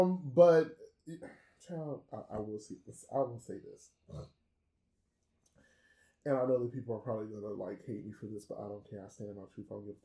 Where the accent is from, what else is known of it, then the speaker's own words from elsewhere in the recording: Chicago, Illinois, United States; I am from Chicago, which means that I am a house head by default.